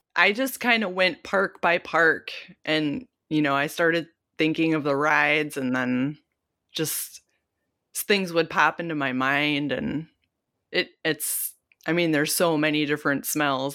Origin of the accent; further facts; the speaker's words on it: Detroit, Michigan, United States; we're from Detroit